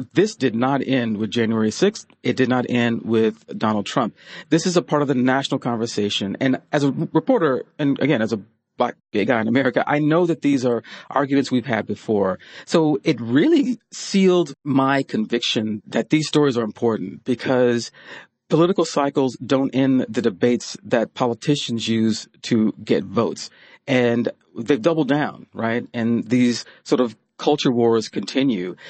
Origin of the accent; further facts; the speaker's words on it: Kentucky, United States; I'm from the South. I was born in Kentucky